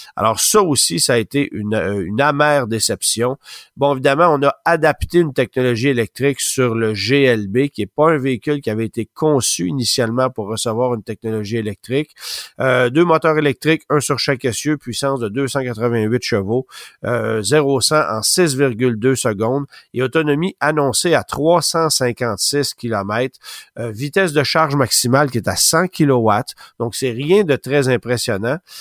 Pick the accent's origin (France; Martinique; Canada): Canada; chez nous au Canada